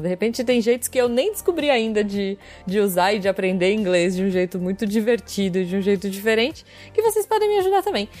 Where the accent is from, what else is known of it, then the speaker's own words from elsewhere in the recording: São Roque, São Paulo, Brazil; da terra da Artichoke